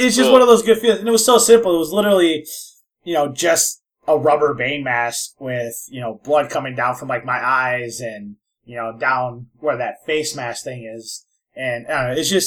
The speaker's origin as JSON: {"language": "English", "region": "Minnesota", "country": "United States", "said": "I'm from Minnesota"}